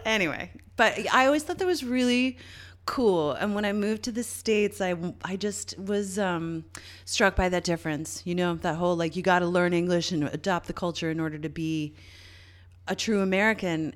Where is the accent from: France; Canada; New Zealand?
Canada; I'm Canadian